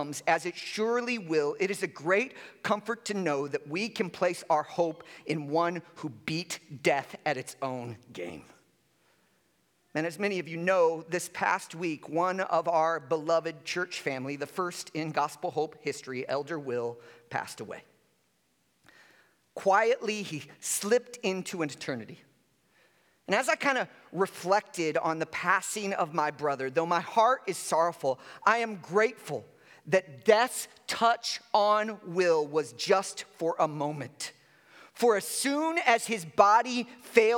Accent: Chicago, Illinois, United States; I grew up in Chicago and during the 80s and 90s.

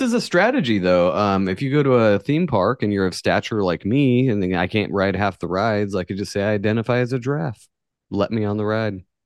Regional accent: far northern California, United States; This is in my hometown. This is northern, far northern California where everybody's a fucking redneck

